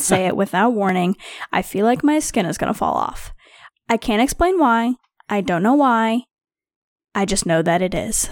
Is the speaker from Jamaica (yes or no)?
no; Missouri, United States; I am from Missouri, which is just south